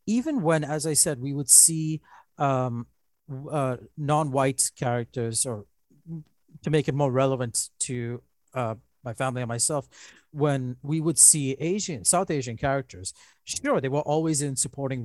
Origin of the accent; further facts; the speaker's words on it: Dubai, United Arab Emirates; moved away; when I was growing up in Dubai in the 1980s